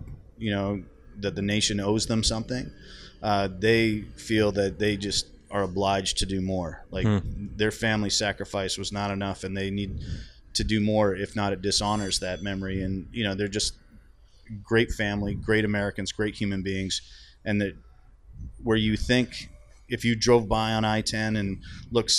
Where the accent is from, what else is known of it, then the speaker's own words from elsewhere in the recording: Canada; I'm Canadian